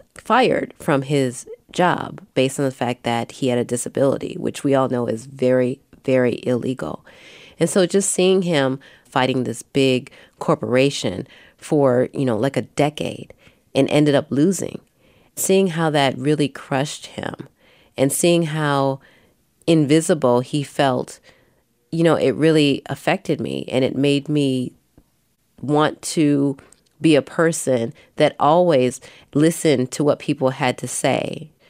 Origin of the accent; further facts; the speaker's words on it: Milwaukee, Wisconsin, United States; I grew up in Milwaukee. I grew up in the projects. My mother is Korean. My father is Black.